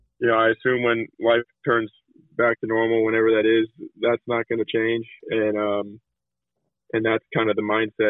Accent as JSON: {"language": "English", "country": "United States", "said": "being an American tennis player"}